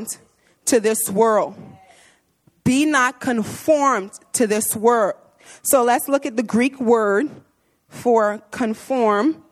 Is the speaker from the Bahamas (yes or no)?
yes; Bahamas; moved away as an adult; I'm from the Bahamas, and so I come from an all-black church